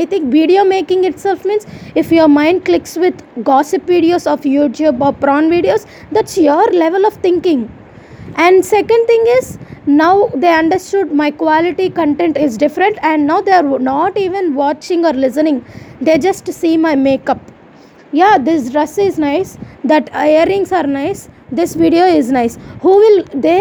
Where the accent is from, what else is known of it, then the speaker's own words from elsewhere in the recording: India; I am Indian, I have a ritual